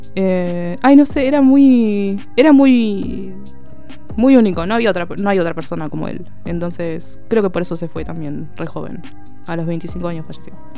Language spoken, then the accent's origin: Spanish; City Bell, Buenos Aires Province, Argentina; also born or lived in La Plata; tengo 31 años, los 31 los viví en Citibel